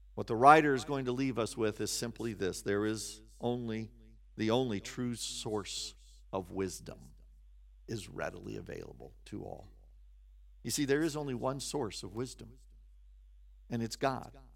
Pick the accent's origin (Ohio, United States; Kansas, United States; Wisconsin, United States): Kansas, United States; also born or lived in West Virginia; I grew up in Kansas